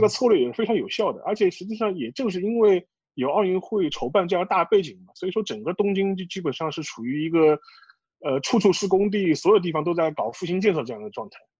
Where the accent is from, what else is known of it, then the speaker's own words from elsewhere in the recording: China; 至少是我那个年龄层的中国人